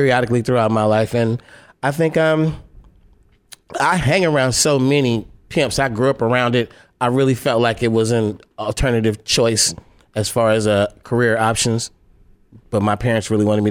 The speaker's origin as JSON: {"language": "English", "town": "Oakland", "region": "California", "country": "United States", "said": "I'm from Oakland"}